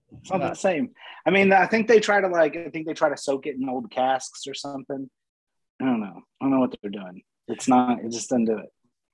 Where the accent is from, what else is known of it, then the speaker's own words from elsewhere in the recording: Texas, United States; moved away; I grew up in Texas